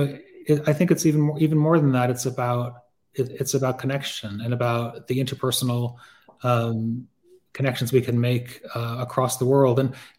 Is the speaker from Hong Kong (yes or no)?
yes; Hong Kong; I had a pen pal when I was growing up in Hong Kong